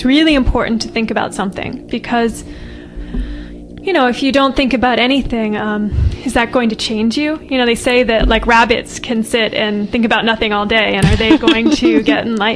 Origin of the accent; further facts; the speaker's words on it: United States; moved away as an adult; I grew up in California, New England